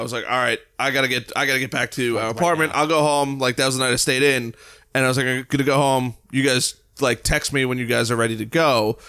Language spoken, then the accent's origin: English; United States; I'm from the United States.